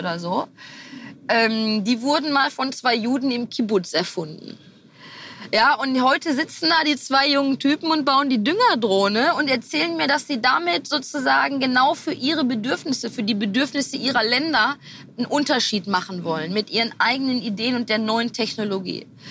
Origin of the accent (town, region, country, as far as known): Herne, North Rhine-Westphalia, Germany; born or raised there